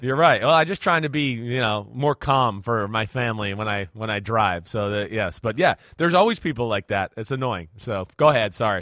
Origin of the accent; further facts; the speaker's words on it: New Jersey, United States; In Jersey, we were a bunch of meatheads.